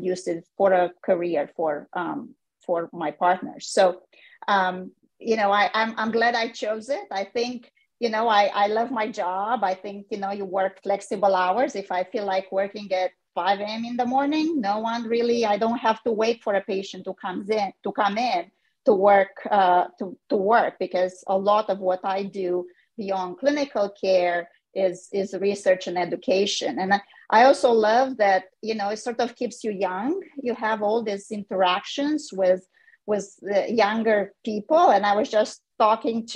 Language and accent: English; Romania; moved away as an adult; also born or lived in Canada; now in United States; I was born in Romania. I did medical school training there